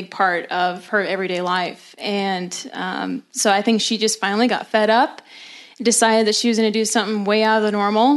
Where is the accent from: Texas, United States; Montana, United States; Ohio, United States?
Montana, United States; Hardin; also born or lived in Billings, Montana / Alaska; I was born in Billings, Montana, and then raised in Hardin, which is about 45 minutes east of there